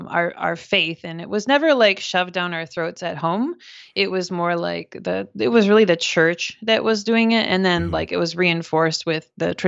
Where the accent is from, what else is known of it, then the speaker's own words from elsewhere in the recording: Minnesota, United States; So I grew up in Minnesota in the U.S. and had a family with three other siblings, and my parents are Christian